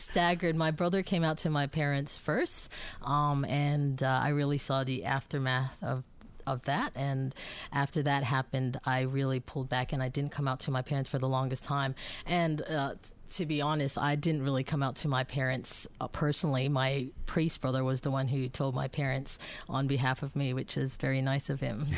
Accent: Bangkok, Thailand; moved away as an adult; also born or lived in Philippines / United States; now in Melbourne, Australia; my parents are both Filipinos, so I'm originally from the Philippines, but I was actually born and raised in Bangkok

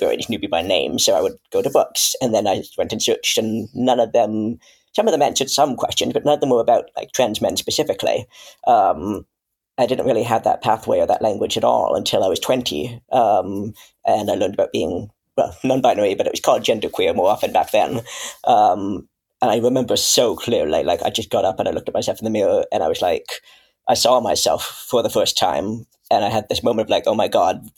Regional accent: Canada; now in United Kingdom; I come from Canada. I'm now living in the UK

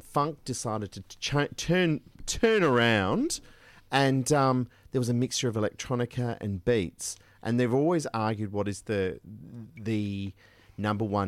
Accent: Perth, Western Australia, Australia; growing up in Perth, WA.

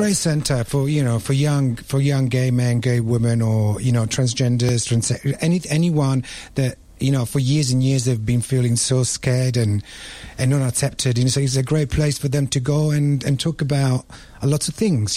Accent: Rome, Lazio, Italy; also born or lived in London, United Kingdom; now in Melbourne, Australia; Now I'm Italian. I'm from Rome.

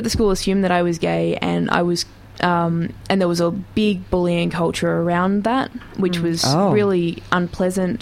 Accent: Geelong, Victoria, Australia; I grew up in Geelong

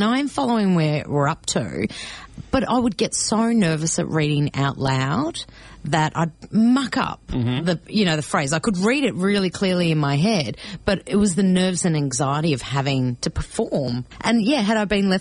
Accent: Melbourne, Victoria, Australia; first language Greek; English is a second language; even though I was born here, my first language was Greek because my mm-hmm. parents only spoke to me in Greek

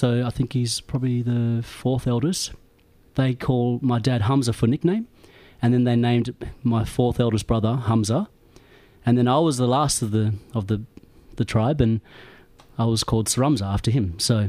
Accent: Port Hedland, Western Australia, Australia; moved away as an adult; also born or lived in Perth / Sydney / Brisbane / Broome; now in Melbourne, Australia; I grew up in Port Hedland

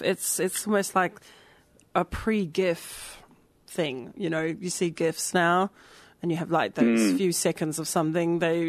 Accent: New Zealand; moved away; I'm from New Zealand originally

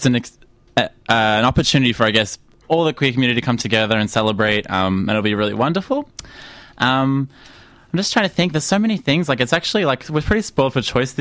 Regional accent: Melbourne, Victoria, Australia; I'm from the Western suburbs

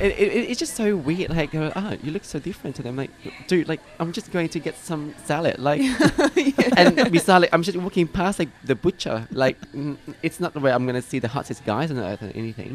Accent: Vietnam; now in Australia; I'm from Vietnam

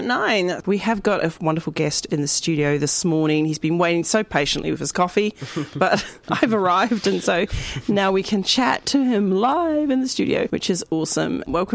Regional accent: New Zealand; I'm from New Zealand, so there's a very big Scottish connection.

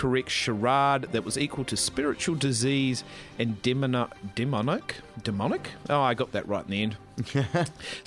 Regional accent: Melbourne, Victoria, Australia; I'm from Darabin in Northcote

